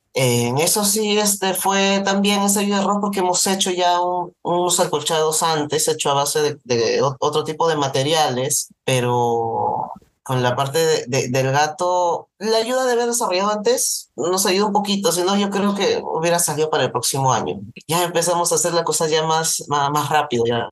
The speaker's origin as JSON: {"language": "Spanish", "country": "Peru"}